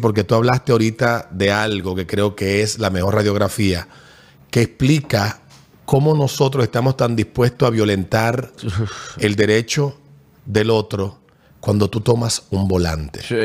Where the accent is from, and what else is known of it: Dominican Republic